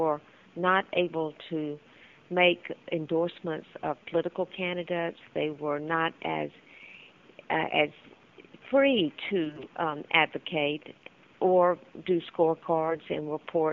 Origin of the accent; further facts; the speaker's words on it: Columbia, South Carolina, United States; I grew up in Columbia